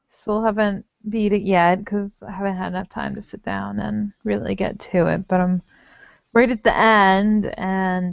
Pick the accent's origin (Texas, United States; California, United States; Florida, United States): Texas, United States; now in Rochester, United States; when I was little and I grew up in Texas